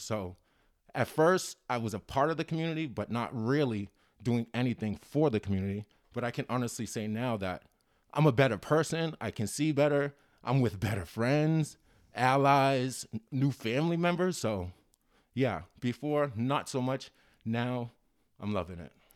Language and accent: English; Cambridge, Massachusetts, United States; I grew up in Cambridge.